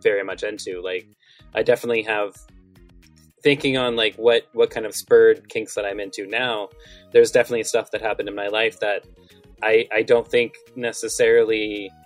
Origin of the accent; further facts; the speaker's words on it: the South, United States; I'm also from the South, where we have a pizza chain called Cece's